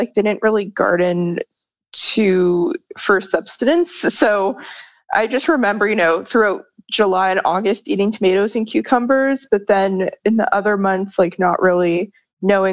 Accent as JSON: {"language": "English", "town": "Toronto", "region": "Ontario", "country": "Canada", "tie": "born or raised there", "said": "I grew up in Toronto, Ontario, so pretty big city"}